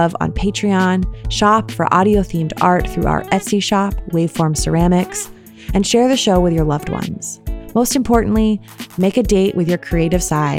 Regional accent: New York, United States; now in Oakland, United States; I'm an artist and audio storyteller based in Oakland, California, living on a lonely land. I'm originally from New York State.

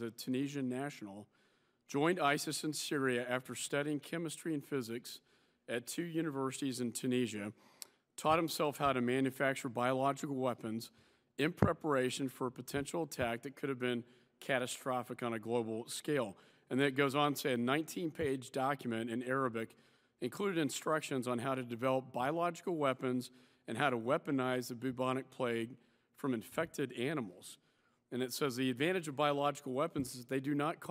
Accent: Texas, United States; my home state of Texas

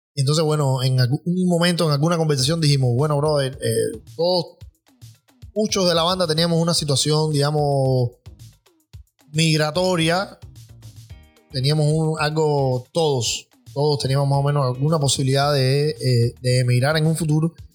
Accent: Cuba; moved away as an adult; now in United States; nosotros somos una banda cubana

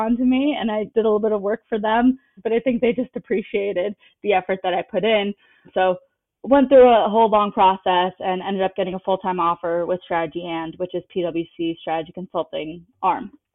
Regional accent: South Brunswick, New Jersey, United States; I'm originally from New Jersey, from a town right next to Princeton called South Brunswick. Went to a public high school

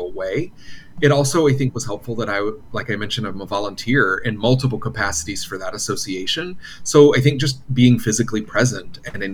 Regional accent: Wilmington, North Carolina, United States; now in Los Angeles, United States; Originally born and raised in North Carolina, Wilmington, North Carolina, on the other coast

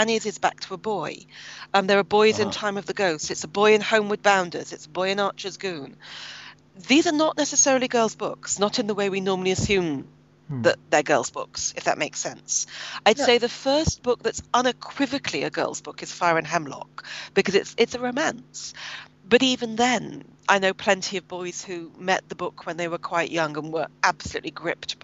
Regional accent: Birmingham, West Midlands, United Kingdom; I grew up in Birmingham, which is what used to be called a municipal socialist city in Britain

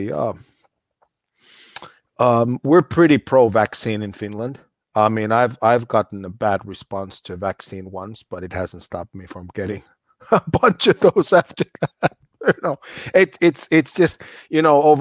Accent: United States; moved away; I grew up in the States. I know the cultural difference well

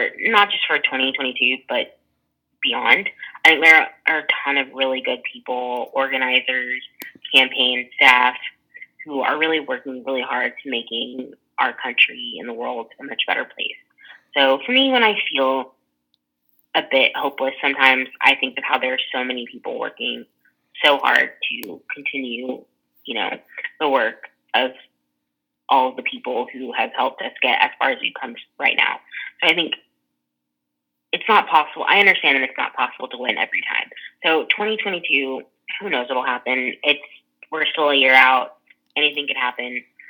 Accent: Texas, United States; Texas, like my home state

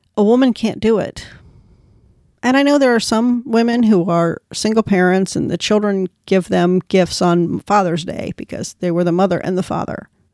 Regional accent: United States; I'm an American, and the Irish in my family came over in, like, the seventeen hundreds.

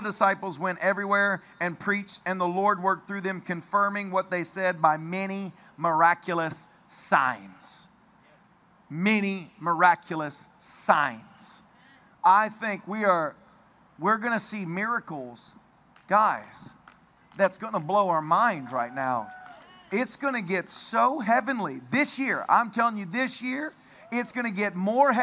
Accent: Tennessee, United States; I'm from Tennessee

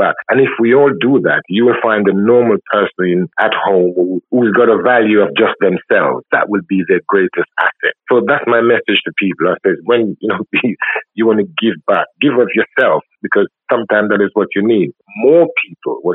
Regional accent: Clarendon, Jamaica; I'm from Clarendon and I'm brought up by my grandma

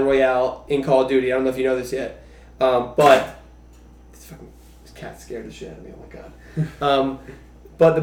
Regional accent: New Jersey, United States; We're from New Jersey

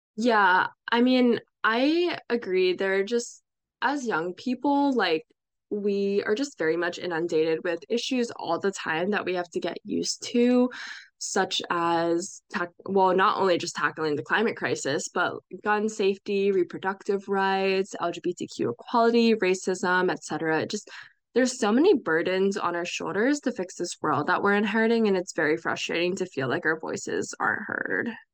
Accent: Bucks County, Pennsylvania, United States; It was such a pillar of my experience growing up there

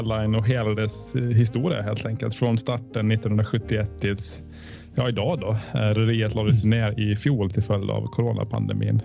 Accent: Åland Islands; som ålänning

